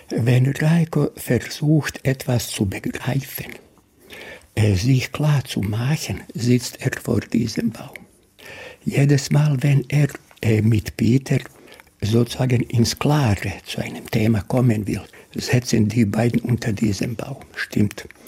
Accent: Duvna, Federation of Bosnia and Herzegovina, Bosnia & Herzegovina; born there; Mein Geburtsort Duvna, die wunderschöne Stadt Mostar, äh, aus Split.

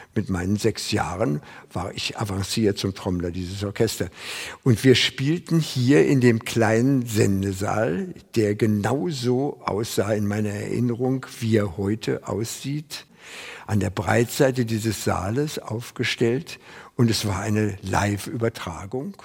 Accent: Lankwitz, Berlin, Germany; 1924 in Langwitz geboren

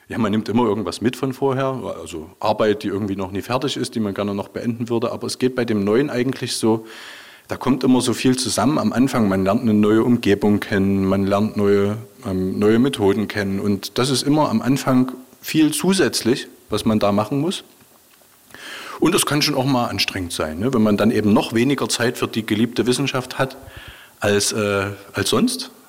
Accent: Dresden, Saxony, Germany; now in Jena, Germany; Und Jena ist da schon Glück, weil ich bin Dresdner.

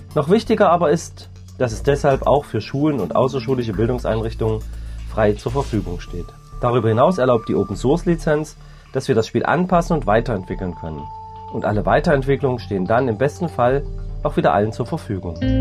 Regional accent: Hamburg, Germany; moved away as an adult; now in Saxony-Anhalt, Germany; ich komme ja aus Hamburg, was man vielleicht meiner Sprache hört

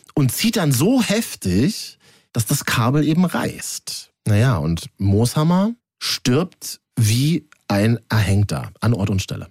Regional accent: Berlin, Germany; für mich als Berliner

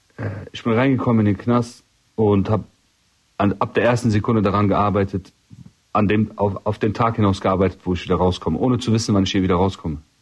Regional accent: Rhineland, Germany; das ist meine Heimat hier immer. Es geht ab. Ich bin Rheinländer

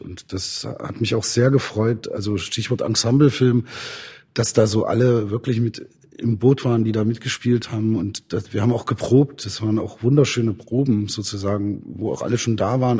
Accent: Zeitz, Saxony-Anhalt, Germany; ich bin ja in Zeitz aufgewachsen

